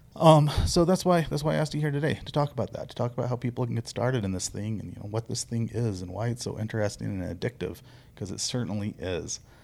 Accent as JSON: {"language": "English", "region": "the Ozarks", "country": "United States", "tie": "born or raised there", "moved": "yes", "lives_now": "Arizona, United States", "said": "Where I grew up in the Ozarks"}